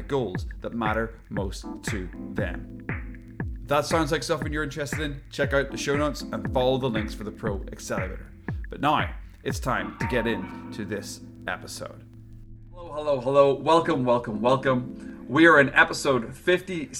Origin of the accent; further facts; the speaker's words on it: Northern Ireland, United Kingdom; now in Vancouver, Canada; I'm over in Vancouver, obviously, and come from Northern Ireland